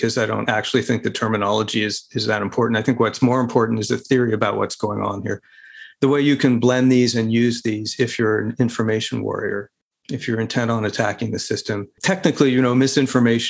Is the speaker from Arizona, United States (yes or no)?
yes; Arizona, United States; my home state of Arizona